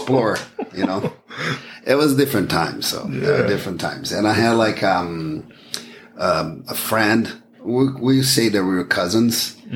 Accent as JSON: {"language": "English", "town": "Goiânia", "region": "Goiás", "country": "Brazil", "tie": "born or raised there", "moved": "as an adult", "lives_now": "United States", "said": "I was born and raised in Brazil, a city called Goiânia. It's in the center of Brazil."}